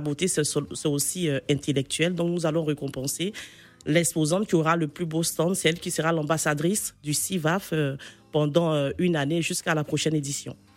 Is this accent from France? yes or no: no; Côte d’Ivoire; c'est mon pays. Je suis euh, ivoirienne